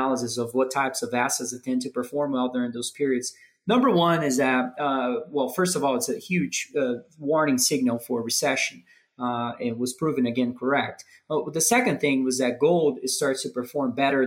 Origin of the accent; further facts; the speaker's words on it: Brazil; moved away as an adult; now in Denver, United States; I was born and raised in Brazil. I moved to the U.S. maybe 10 years or so ago to play tennis in college